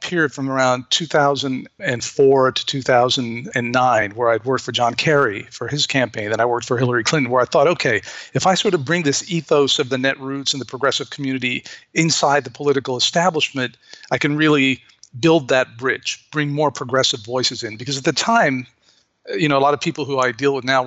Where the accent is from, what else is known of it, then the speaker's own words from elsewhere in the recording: Beirut, Beirut Governorate, Lebanon; moved away as an adult; now in United States; I'm an American, but I grew up in Beirut. My dad was Lebanese, and I grew up